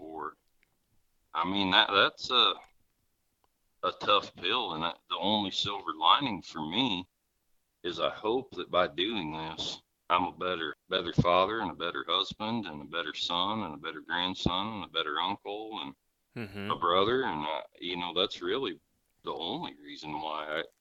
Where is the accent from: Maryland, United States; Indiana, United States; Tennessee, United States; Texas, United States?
Indiana, United States; Rensselaer; my sister Amy and I grew up right here in Rensselaer.